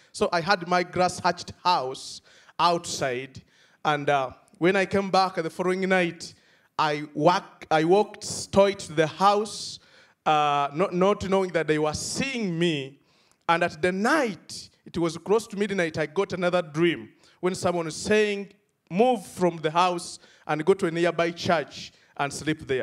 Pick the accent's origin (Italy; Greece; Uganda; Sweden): Uganda; from Uganda